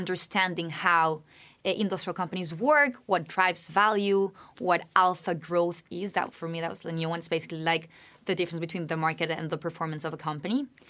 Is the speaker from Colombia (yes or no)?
yes; Bogotá, Bogotá Capital District, Colombia; now in United States; I'm originally from Bogotá, Colombia